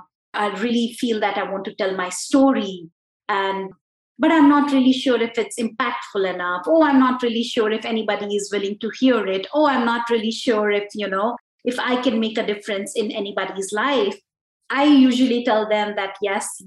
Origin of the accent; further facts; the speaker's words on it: India; I am this Indian lady